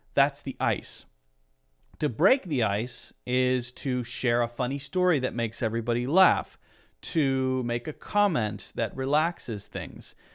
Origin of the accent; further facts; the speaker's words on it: United States; I'm American